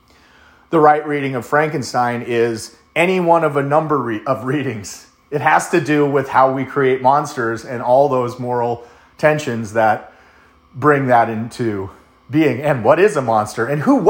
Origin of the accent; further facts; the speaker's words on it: United States; I'm American